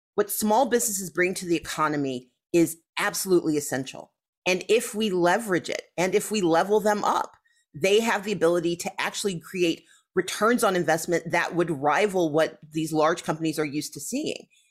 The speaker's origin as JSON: {"language": "English", "region": "the South", "country": "United States", "said": "as a Southerner"}